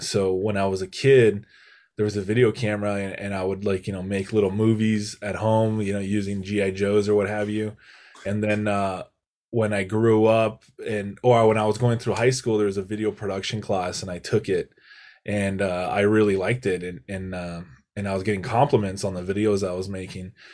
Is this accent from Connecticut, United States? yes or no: no; Santa Barbara, California, United States; my quality of life growing up in Santa Barbara